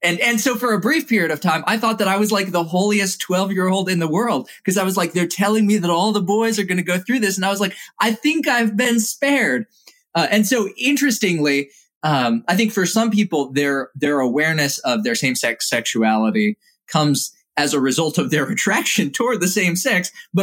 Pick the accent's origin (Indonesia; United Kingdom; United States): Indonesia; I was grateful for having grown up in Indonesia and having grown up with a very selected subset of cultural attitude.